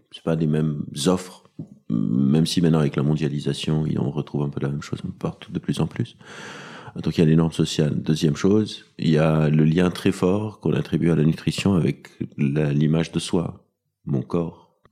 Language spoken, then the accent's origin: French; Lebanon; moved away as an adult; now in Paris, France; J'ai, j'ai grandi au Liban, donc j'étais au Liban.